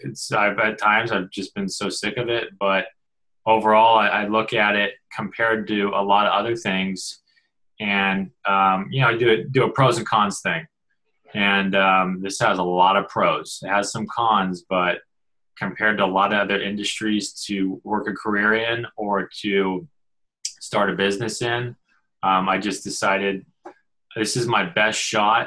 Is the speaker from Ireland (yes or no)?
no; Denver, Colorado, United States; moved away; I'm originally from Denver, Colorado, so that's where I was born and raised